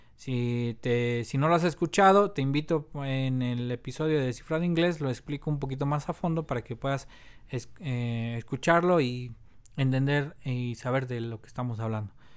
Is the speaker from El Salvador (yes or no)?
no; Mexico; also born or lived in Mexico City; soy obviamente mexicano, vivo aquí en la Ciudad de México